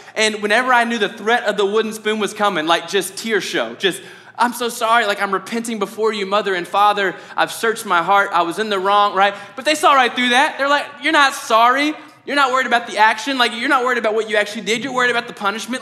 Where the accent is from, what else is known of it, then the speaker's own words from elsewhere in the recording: Mayfield, United States; I'm from Mayfield